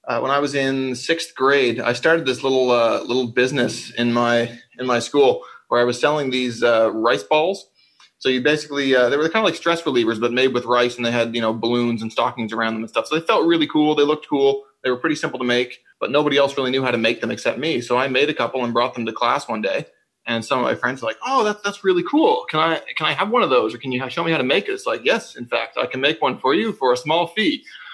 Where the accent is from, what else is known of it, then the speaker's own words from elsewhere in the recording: St. John's, Newfoundland and Labrador, Canada; So I grew up in St. John's